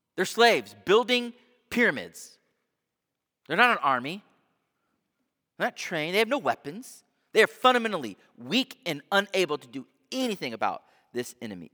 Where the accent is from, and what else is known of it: United States